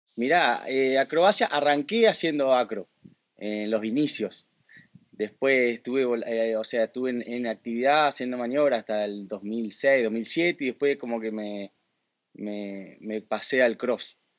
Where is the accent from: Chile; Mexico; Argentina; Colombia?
Argentina; Paraná, Entre Ríos; yo soy de, Paraná. Paraná está en la provincia de Entre Ríos